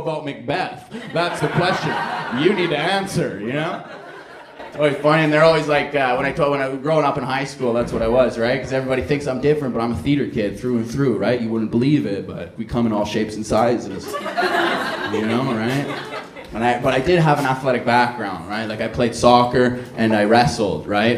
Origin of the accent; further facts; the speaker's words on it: Edmonton, Alberta, Canada; I'm from Edmonton